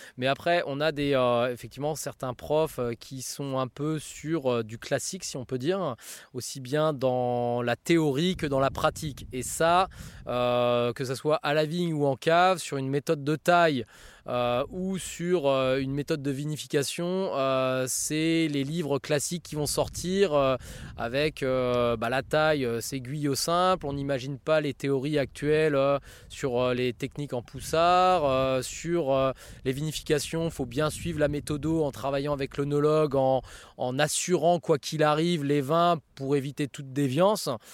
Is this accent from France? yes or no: yes; Seine-et-Marne, Île-de-France, France; moved away as an adult; now in Auxerre, France; mon enfance en Seine-et-Marne